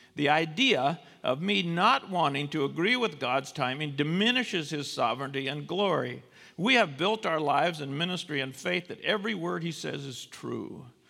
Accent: United States; as American Christians

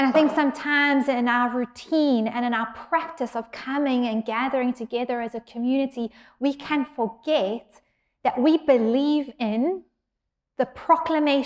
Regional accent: South Africa; now in San Diego, United States; I'm from South Africa, but can we say that I'm also from San Diego?

